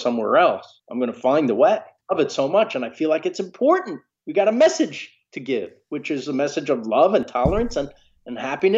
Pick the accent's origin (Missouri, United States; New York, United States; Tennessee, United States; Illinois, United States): New York, United States; New York City; also born or lived in Bronx / Rockland County, New York / Long Island; I was born in Queens, New York, Jamaica Hospital.